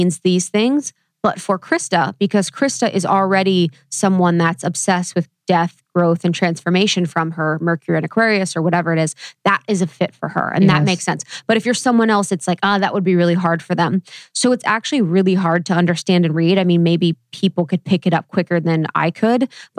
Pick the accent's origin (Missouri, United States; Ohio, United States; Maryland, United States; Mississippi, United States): Ohio, United States; I was born in Ohio